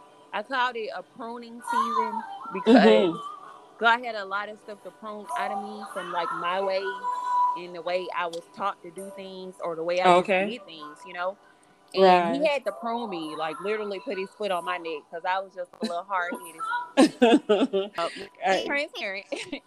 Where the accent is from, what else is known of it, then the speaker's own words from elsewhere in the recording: Birmingham, Alabama, United States; I'm from Birmingham, Alabama.